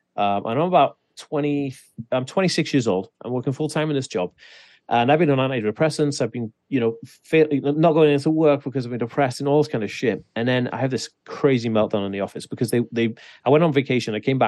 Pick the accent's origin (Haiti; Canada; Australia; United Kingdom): United Kingdom; Wales; So I grew up in Wales, and Wales in the 1980s, fucking rural as shit.